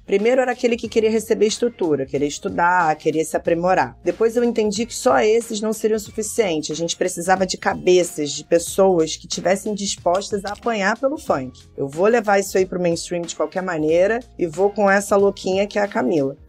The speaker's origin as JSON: {"language": "Portuguese", "region": "Rio de Janeiro", "country": "Brazil", "tie": "born or raised there", "said": "Eu nasci na Tijuca. A Tijuca é rodeada de comunidades."}